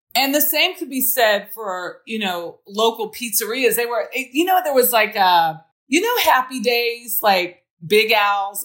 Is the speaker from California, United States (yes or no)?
yes; Los Angeles, California, United States; moved away; also born or lived in New Orleans; I grew up in South Central